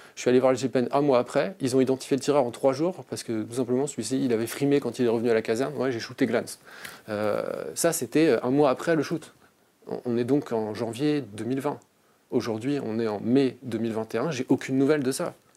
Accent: Strasbourg, Grand Est, France; moved away as an adult; also born or lived in Rennes; je suis né à Strasbourg en 1987

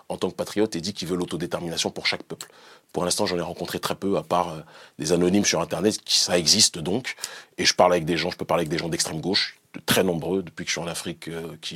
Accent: France; born or raised there; moved away; also born or lived in Benin

